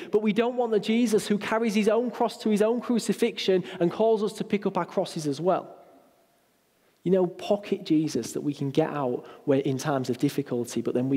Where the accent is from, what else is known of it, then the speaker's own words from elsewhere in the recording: United Kingdom; We're quite British and reserved